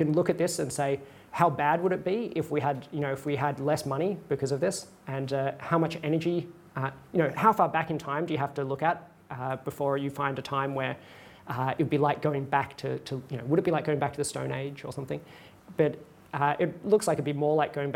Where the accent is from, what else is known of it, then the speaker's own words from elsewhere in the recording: Australia; I'm an Australian